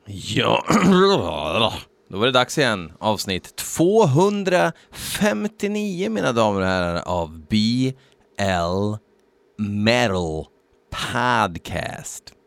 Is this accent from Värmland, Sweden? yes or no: yes; Värmland, Sweden; vi är värmlänningar